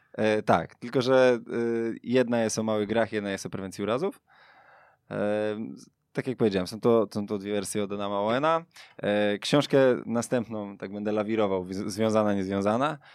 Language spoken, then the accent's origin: Polish; Sulejówek, Masovian Voivodeship, Poland; Pochodzę z Sulejówka, tam jest jeden klub, Wiktoria Sulejówek, w którym ja grałem właściwie większość mojej kopanej, śmiesznej kariery